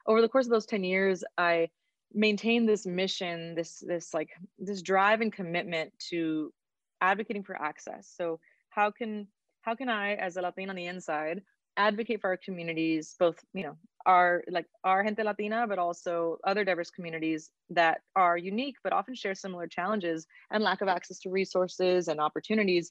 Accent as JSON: {"language": "English", "town": "Oxnard", "region": "California", "country": "United States", "tie": "born or raised there", "said": "I'm from Oxnard, California. My family is from Mexico. Both my parents' families are originally from there. And I grew up in a city that feels like a small town"}